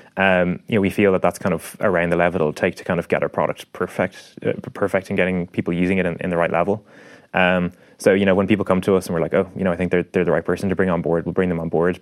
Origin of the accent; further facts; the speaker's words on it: Ireland; as Irish people, we kind of tend to be a bit more extrospective